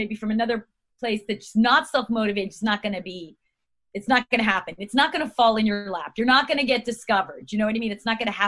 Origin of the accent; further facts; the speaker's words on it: Long Island, New York, United States; now in California, United States; I'm from New York, Long Island